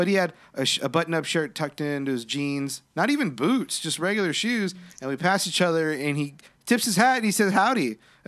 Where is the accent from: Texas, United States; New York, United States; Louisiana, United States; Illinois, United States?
Texas, United States; Corpus Christi; where I grew up in Corpus Christi and where I currently live.